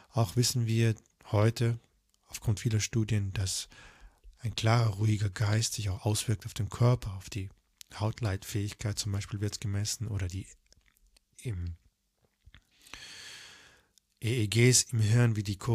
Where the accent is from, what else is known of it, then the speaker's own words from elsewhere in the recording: Tyrol, Austria; ich war ja damals noch auch auf den Tirol, ich komme ja auch aus Tirol.